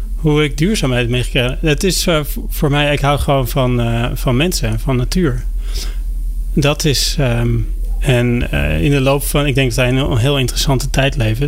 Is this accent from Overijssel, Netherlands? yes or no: no; Driebergen, Utrecht, Netherlands; Mijn, eh, leven is begonnen in Nederland